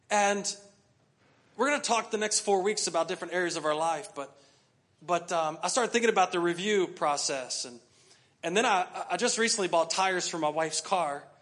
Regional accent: United States; We're from the U.S.

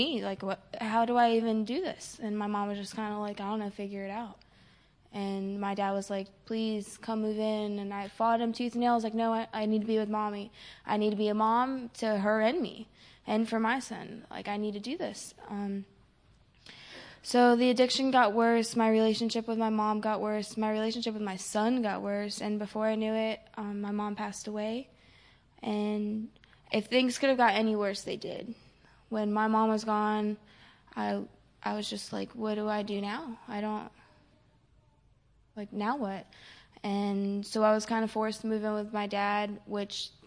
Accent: Florida, United States; I'm from Florida

